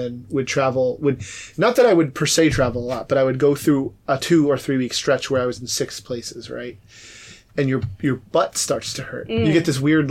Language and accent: English; New York City, New York, United States; now in Seattle, United States; born and raised, New York.